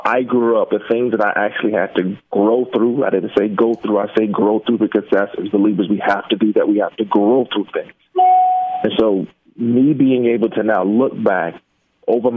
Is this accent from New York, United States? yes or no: no; Jacksonville, Florida, United States; the neighborhood was a rough one growing up in Jacksonville